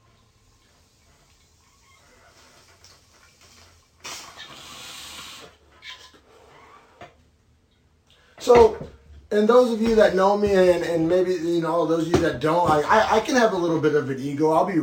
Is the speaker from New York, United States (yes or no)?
no; Norman, Oklahoma, United States; I grew up in Norman, Oklahoma, essentially, and from like age, 11 on